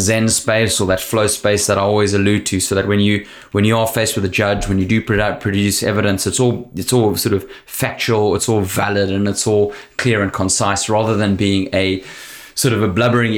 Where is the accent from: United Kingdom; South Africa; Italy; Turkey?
South Africa; South African